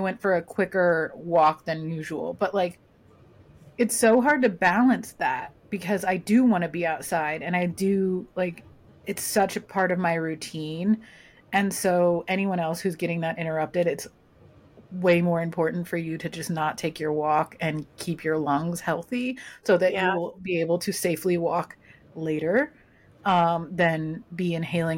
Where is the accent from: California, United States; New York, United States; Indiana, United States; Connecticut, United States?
California, United States; Southern; I grew up in Southern California